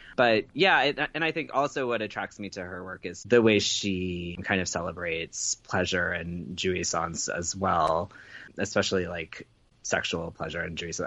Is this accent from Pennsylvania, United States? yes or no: no; Chester, Virginia, United States; I grew up in Chester, Virginia